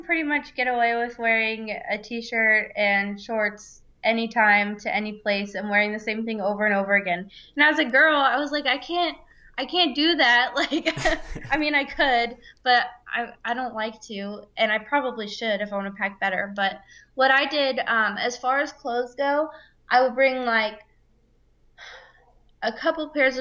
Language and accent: English; Florida, United States; I'm from Florida